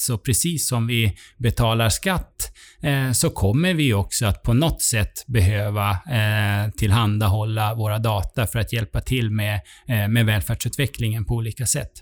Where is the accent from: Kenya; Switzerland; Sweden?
Sweden; vi svenskar